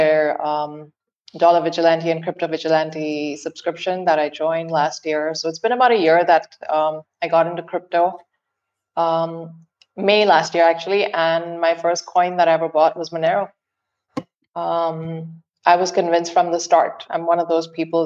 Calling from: Muscat, Oman; I'm calling in from Muscat, Oman, from the Middle East

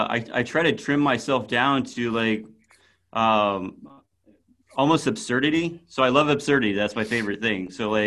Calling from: Raleigh, North Carolina, United States; I am in Raleigh, North Carolina.

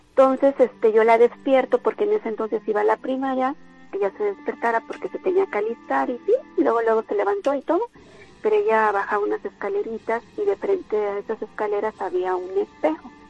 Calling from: Córdoba, Veracruz, Mexico; yo vivo aquí en el centro de Córdoba.

